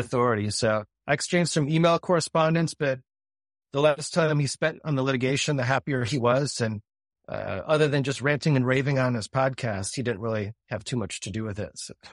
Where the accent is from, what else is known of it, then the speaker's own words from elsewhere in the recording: Grand Rapids, Michigan, United States; now in Dallas, United States; I grew up in Grand Rapids, Michigan, and my dad was an attorney